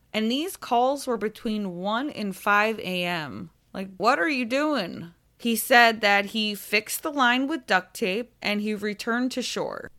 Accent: Tampa, Florida, United States; Tampa Bay. This is my hometown

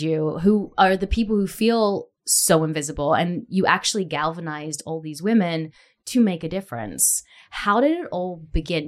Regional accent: Australia; now in Nashville, United States; being an Australian

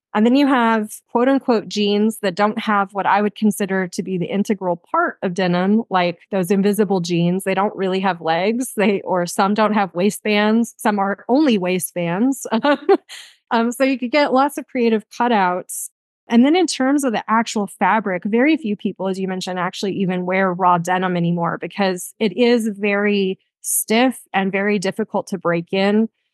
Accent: Texas, United States; born or raised there; moved away

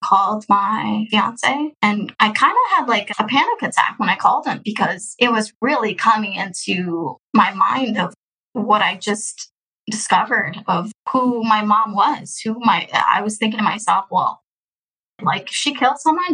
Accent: Houston, Texas, United States; also born or lived in Russia; I'm from Houston, Texas. Been here since I was adopted, which I was adopted in the year of 20, 2002

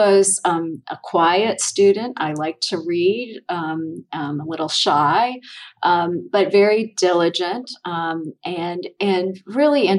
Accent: northern Indiana, United States; now in Gainesville, United States; I grew up in northern Indiana

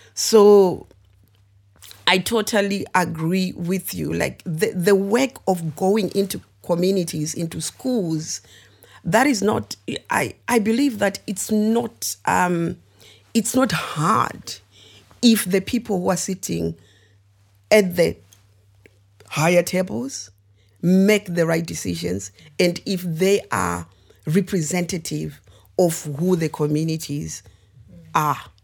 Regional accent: Zimbabwe; also born or lived in United Kingdom; now in Coventry, United Kingdom; I am originally born and raised in Zimbabwe, but um, yeah, I moved to the UK about 22 years ago now.

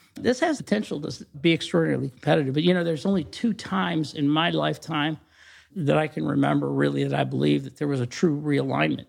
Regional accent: Mansfield, Ohio, United States; also born or lived in Columbus, Ohio; I grew up in Mansfield, Ohio, not very far from here

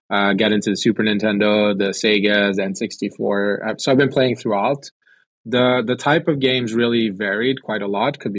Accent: France; also born or lived in Sweden / United States / China; I'd say uh, I grew up in France and Sweden. Uh, went to the U.S. where I studied film.

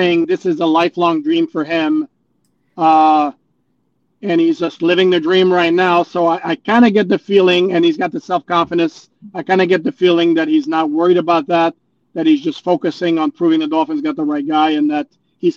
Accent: Montreal, Quebec, Canada; now in Florida, United States; born and raised in Montreal

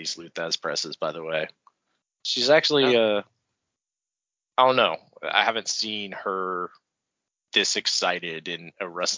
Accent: Gainesville, Georgia, United States; that's just being from Hall County. I was born in Gainesville, Georgia Medical Center. I know how we talk.

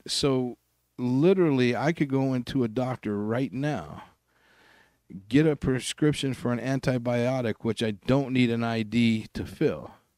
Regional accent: Salt Lake City, Utah, United States; I grew up in Glendale here

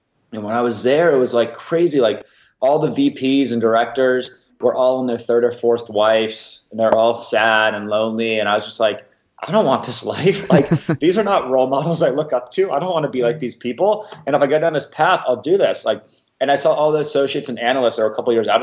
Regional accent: Los Angeles, California, United States; moved away as an adult; also born or lived in Massachusetts; I was an out-of-state student. I came from Los Angeles to UMass, first time in the East Coast.

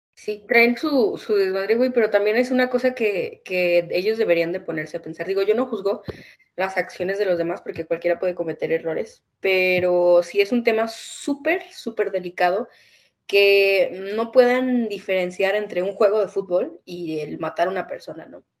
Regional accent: northern Mexico, Mexico; now in Mexico City, Mexico; yo no soy de la Ciudad de México, para la gente que no sabe. Yo soy de un pequeño lugar en el norte

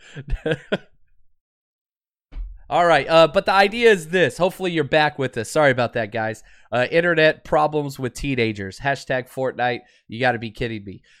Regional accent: Dallas, Texas, United States; moved away; I grew up in Dallas, Fort Worth

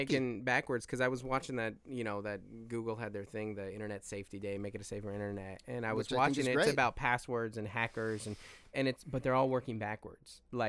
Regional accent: Seattle, Washington, United States; And when we grew up in Seattle

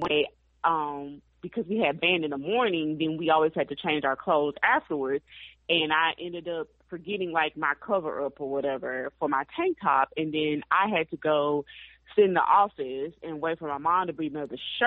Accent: Mississippi, United States; I grew up in Mississippi

